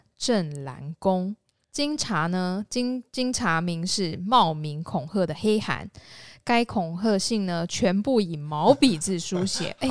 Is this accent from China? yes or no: no; central Taiwan, Taiwan; 没有，我们中部人，中部人